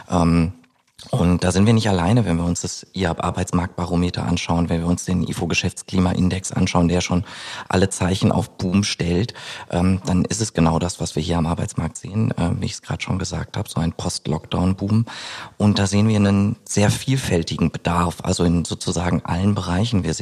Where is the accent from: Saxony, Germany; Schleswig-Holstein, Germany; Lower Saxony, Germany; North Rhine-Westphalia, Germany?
North Rhine-Westphalia, Germany; Ich bin 33 Jahre alt, äh, gebürtiger Ostwestfale